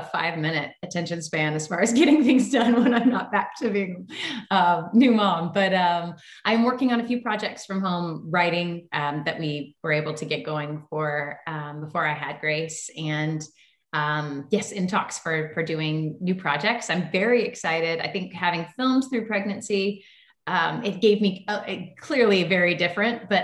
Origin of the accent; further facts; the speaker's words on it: Tennessee, United States; moved away as an adult; also born or lived in Los Angeles; I grew up in Tennessee and I grew up camping and climbing trees and running through creeks